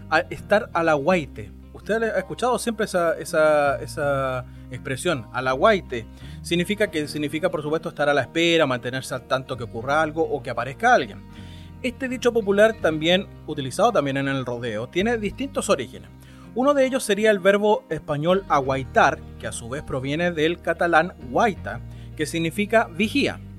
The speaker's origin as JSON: {"language": "Spanish", "country": "Chile"}